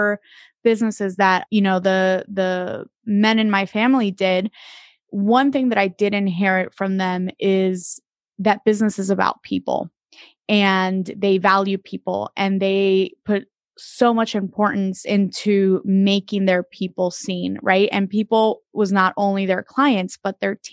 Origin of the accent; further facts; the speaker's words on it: Dominican Republic; moved away; I am originally from the Dominican Republic, and so I was born and raised there most of my life.